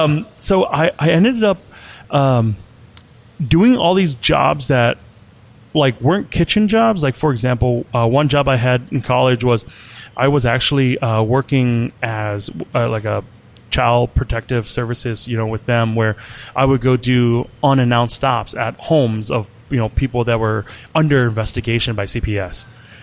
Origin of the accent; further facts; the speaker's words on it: Wisconsin, United States; also born or lived in Ban Vinai refugee camp, Thailand / Lancaster County, Pennsylvania; now in Minneapolis, United States; Yeah, I'm a Wisconsin boy.